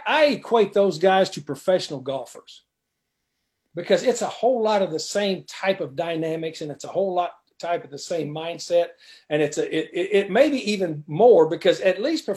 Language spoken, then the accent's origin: English; West Texas, United States; moved away as an adult; I grew up in West Texas.